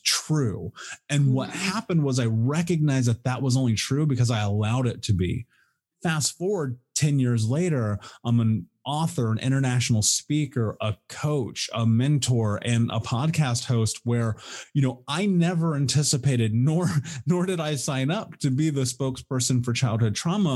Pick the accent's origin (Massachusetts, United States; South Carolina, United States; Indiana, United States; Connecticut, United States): Indiana, United States; Indianapolis; I grew up in Indianapolis in the Midwest in America